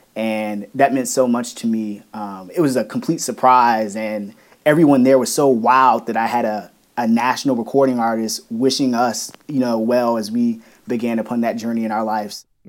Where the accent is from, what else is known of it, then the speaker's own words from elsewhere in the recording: Woodbridge, Virginia, United States; Woodbridge, Virginia, my hometown